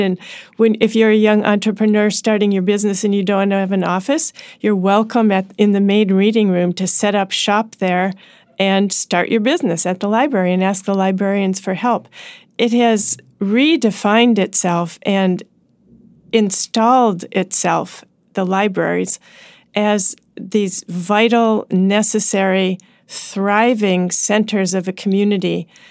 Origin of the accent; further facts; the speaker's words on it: Washington, District of Columbia, United States; my hometown